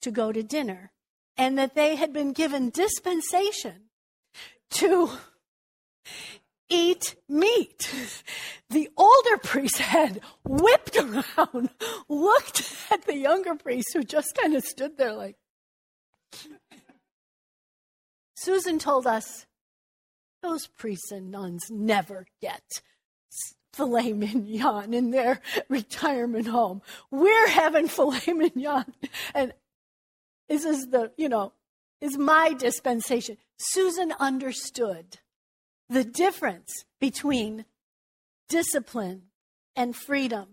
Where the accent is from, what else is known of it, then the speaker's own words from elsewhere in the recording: Chicago, Illinois, United States; we grew up in Chicago